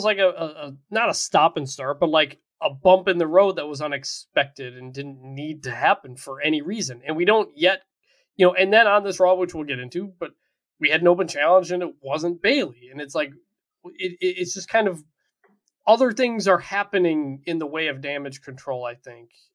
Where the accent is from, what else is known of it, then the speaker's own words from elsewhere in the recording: Midwest, United States; now in Texas, United States; I'm from the Midwest